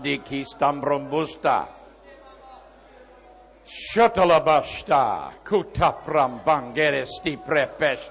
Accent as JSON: {"language": "English", "town": "Adelaide", "region": "South Australia", "country": "Australia", "said": "We come from Adelaide, South Australia"}